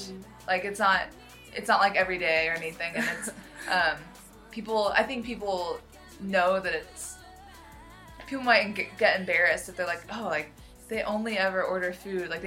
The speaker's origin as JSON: {"language": "English", "country": "United States", "tie": "born or raised there", "said": "I grew up in the United States in America."}